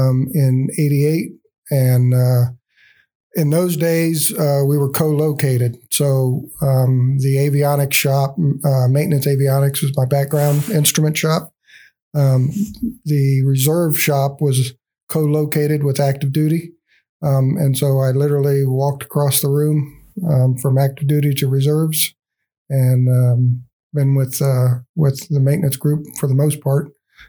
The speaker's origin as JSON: {"language": "English", "region": "Virginia", "country": "United States", "tie": "born or raised there", "moved": "as an adult", "said": "My father retired from the Navy, so I grew up in Virginia. And I still call that home"}